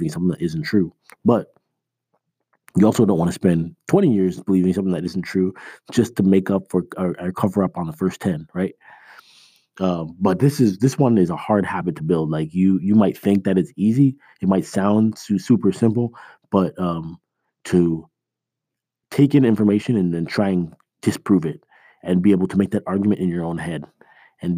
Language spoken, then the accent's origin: English; Toronto, Ontario, Canada; now in United States; I was born in Canada